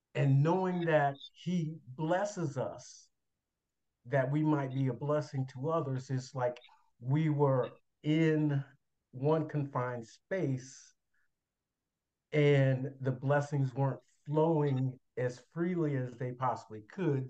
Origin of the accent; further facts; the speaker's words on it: Chicago, Illinois, United States; moved away as an adult; now in Indianapolis, United States; born and raised in Chicago, Illinois